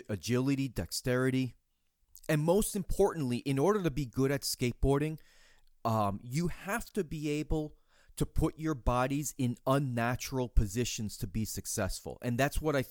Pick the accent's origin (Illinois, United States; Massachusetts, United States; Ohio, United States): Massachusetts, United States; Boston; I grew up in Boston area